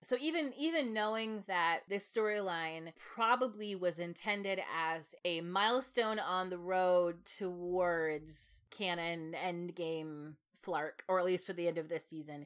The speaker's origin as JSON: {"language": "English", "country": "United States", "said": "as an American"}